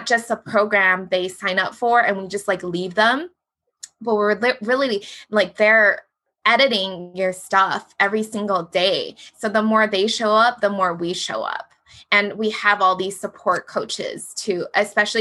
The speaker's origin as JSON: {"language": "English", "region": "Hawaii", "country": "United States", "said": "I'm from Hawaii. We have Hawaii education"}